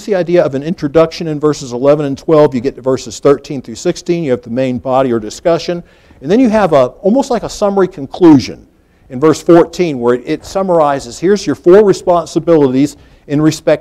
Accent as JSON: {"language": "English", "country": "United States", "said": "as an American"}